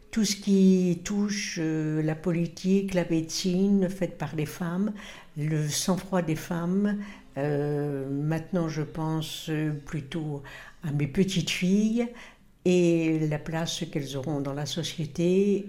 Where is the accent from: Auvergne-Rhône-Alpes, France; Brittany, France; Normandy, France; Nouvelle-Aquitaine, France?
Normandy, France; Mondeville; also born or lived in Caen; Dans le Calvados, dans une petite ville qui s'appelait Mondeville et Giberville